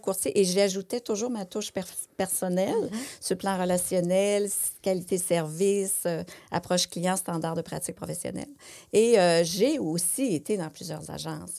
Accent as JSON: {"language": "French", "region": "Quebec", "country": "Canada", "said": "chez nous, au Québec ou ailleurs, au Canada"}